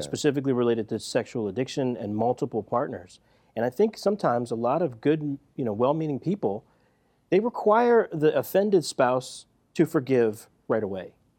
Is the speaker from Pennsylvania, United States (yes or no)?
yes; Philadelphia, Pennsylvania, United States; grew up in Philadelphia, right? West Philadelphia, to be exact